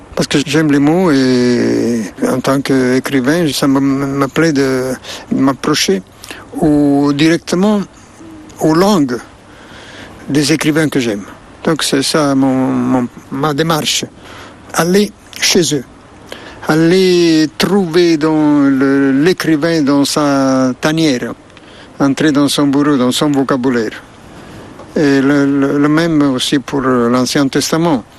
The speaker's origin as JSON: {"language": "French", "town": "Naples", "region": "Campania", "country": "Italy", "tie": "born or raised there", "second_language": "French", "said": "ma ville natale, Napoli"}